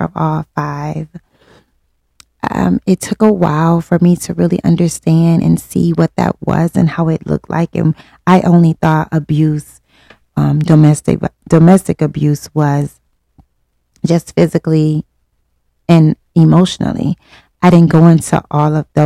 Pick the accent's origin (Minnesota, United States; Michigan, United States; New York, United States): Michigan, United States; Detroit; born and raised in Detroit. Yes, West Side